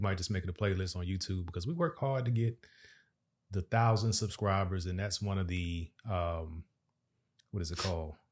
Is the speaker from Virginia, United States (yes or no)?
yes; Virginia, United States; moved away as an adult; also born or lived in Dubai; now in Dallas-Fort Worth, United States; We are from Virginia, the seven five seven area to be exact